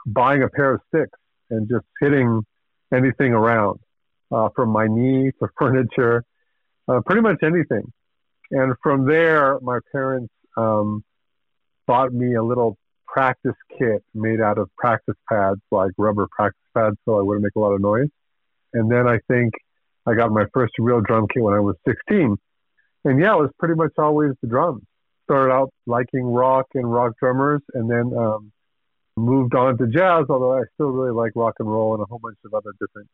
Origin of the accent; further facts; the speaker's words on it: Mexico City, Mexico; moved away as an adult; now in Bay Area, United States; I grew up in Mexico City, Mexico